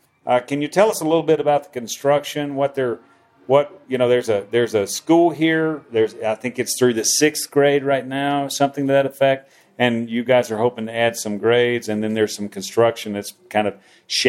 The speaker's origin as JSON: {"language": "English", "country": "United States", "said": "we're both from the Midwest, or we're both from wherever, you know, we're both from the U.S."}